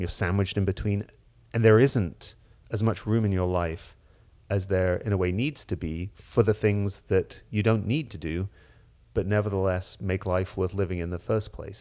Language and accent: English; Hull, Yorkshire and the Humber, United Kingdom; I grew up in Hull in northeast England, in Yorkshire